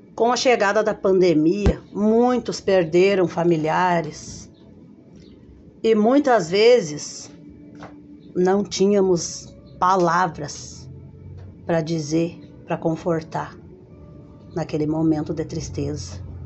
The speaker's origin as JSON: {"language": "Portuguese", "town": "Sobradinho", "region": "Rio Grande do Sul", "country": "Brazil", "tie": "born or raised there", "said": "nascida e criada aqui em Sobradinho, no bairro União"}